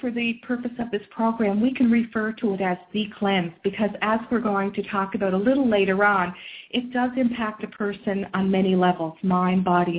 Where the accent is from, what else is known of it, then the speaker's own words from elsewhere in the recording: Cape Breton Island, Nova Scotia, Canada; moved away; we are all from Cape Breton Island, Nova Scotia